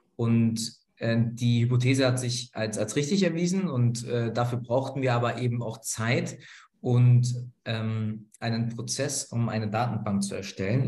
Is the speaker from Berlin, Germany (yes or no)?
yes; Berlin, Germany; nach Berlin, in meine Heimatstadt